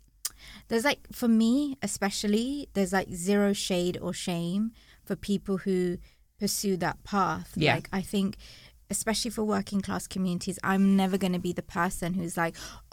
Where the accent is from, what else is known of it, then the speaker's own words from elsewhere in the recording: London, United Kingdom; So I grew up in East London and you know grew up on an estate